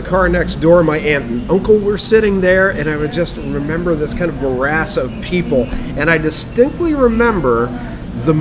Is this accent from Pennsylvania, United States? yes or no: yes; Leechburg, Pennsylvania, United States; Where I grew up in Leechburg